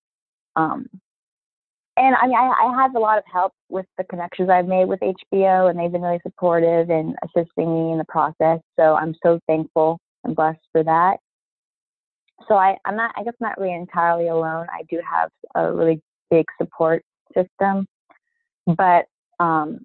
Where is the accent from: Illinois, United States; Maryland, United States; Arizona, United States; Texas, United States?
Maryland, United States; Baltimore; now in New York, United States; I grew up in Baltimore, but I'm living in New York now